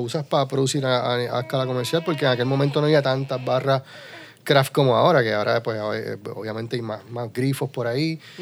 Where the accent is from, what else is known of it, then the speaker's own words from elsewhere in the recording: Utuado, Puerto Rico; nos identifica como isleños, puertorriqueños, porque estamos rodeados de agua, y como utuadeños, porque en Mutuado tenemos dos lagos